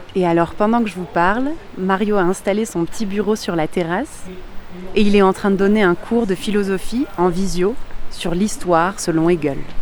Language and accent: French; France; now in Mexico City, Mexico; je suis française. Je suis d'un pays qui a colonisé